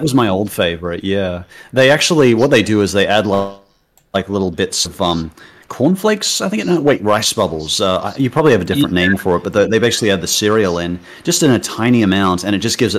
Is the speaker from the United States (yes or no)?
no; Australia